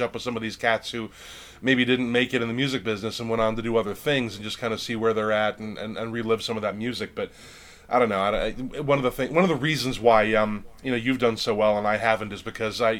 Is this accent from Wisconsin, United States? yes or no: yes; Lake Geneva, Wisconsin, United States; I grew up in Lake Geneva, Wisconsin, which is a very touristy, lake-based kind of a town in southeastern Wisconsin